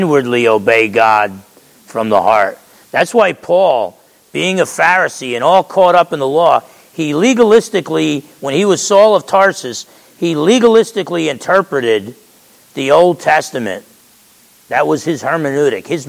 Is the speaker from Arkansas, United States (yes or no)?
no; Essex County, New Jersey, United States; grew up in Essex County, New Jersey, and I'm half Italian.